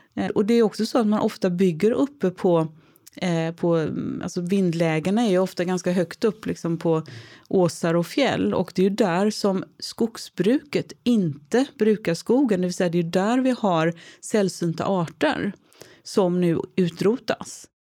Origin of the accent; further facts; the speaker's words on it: Gothenburg, Västra Götaland, Sweden; Jag är trebarnsmamma från Göteborg